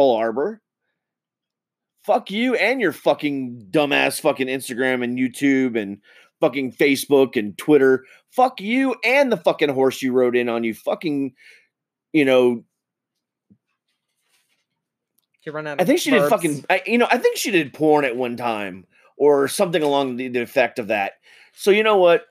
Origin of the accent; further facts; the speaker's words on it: United States; I'm an American citizen